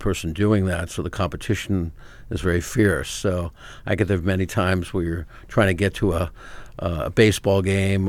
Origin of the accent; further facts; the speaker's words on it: Chelsea, Massachusetts, United States; I actually grew up just north of Boston, on the other side of the Mystic River, in a little hamlet called Chelsea, Mass